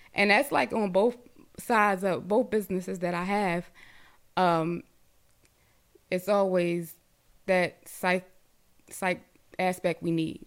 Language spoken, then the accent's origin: English; Baltimore, Maryland, United States; I'm originally from Baltimore